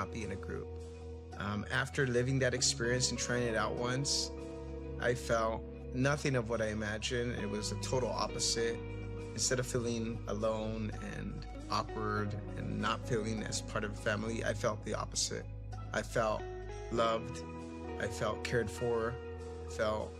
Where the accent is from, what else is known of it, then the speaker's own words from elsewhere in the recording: Fillmore, California, United States; I was born and raised in Fillmore